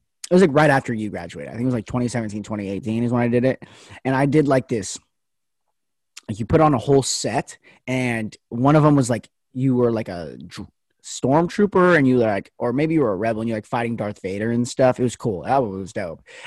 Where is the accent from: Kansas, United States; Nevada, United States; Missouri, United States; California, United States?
Nevada, United States; Las Vegas; moved away as an adult; now in Oregon, United States; I go to school in Oregon, but I'm from Vegas, so my family's down there